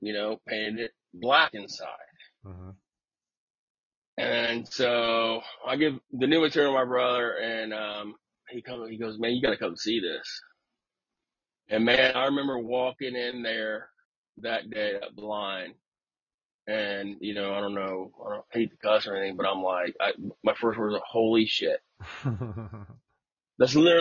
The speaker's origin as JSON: {"language": "English", "town": "Tampa", "region": "Florida", "country": "United States", "said": "I'm from Florida"}